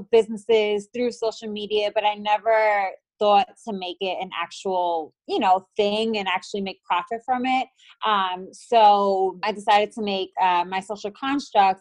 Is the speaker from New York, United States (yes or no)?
yes; New York City, New York, United States; moved away as an adult; now in Dallas, United States; I was born and raised in New York City. I am now living in Dallas, Texas.